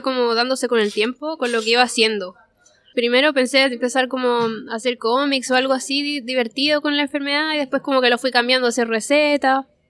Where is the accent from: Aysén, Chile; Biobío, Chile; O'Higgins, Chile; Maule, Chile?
Maule, Chile; Parral; moved away as an adult; now in Santiago, Chile; Crecí en Parral, Chile.